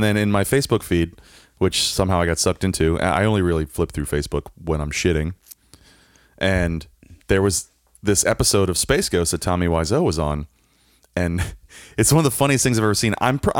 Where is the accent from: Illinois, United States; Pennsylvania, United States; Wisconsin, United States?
Pennsylvania, United States; Philadelphia; Because I grew up in just outside of Philly